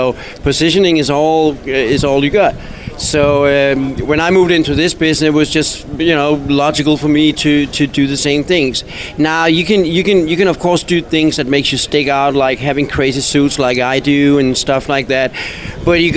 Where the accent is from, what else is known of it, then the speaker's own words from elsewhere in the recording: Denmark; moved away; I come from Denmark, a very small little country that nobody comes from.